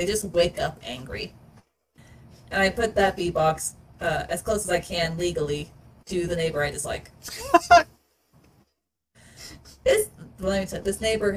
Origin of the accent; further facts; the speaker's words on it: Belize; when people hear I'm from Belize